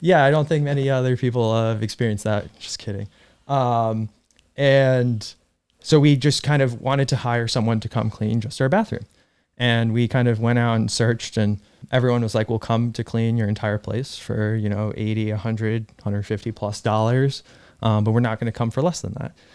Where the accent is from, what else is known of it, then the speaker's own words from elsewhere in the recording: Irvington, New York, United States; also born or lived in Russia; I grew up in Irvington, New York